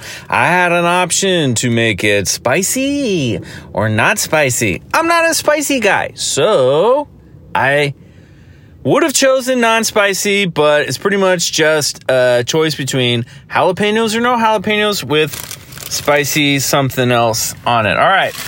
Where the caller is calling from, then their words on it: Burbank, California, United States; I'm calling from Burbank, California, beautiful Burbank, where I'm sitting in a Taco Bell